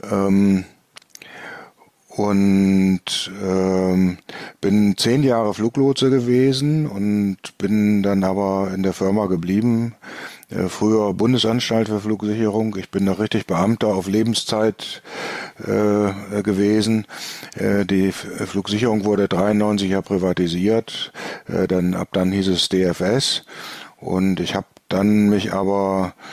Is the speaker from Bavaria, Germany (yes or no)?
no; Bremen, Germany; born there; now in Mörfelden-Walldorf, Germany; Ähm, ich bin 1957 geboren in Bremen. Da seht ihr schon, ich habe schon ein paar Jährchen auf dem Buckel.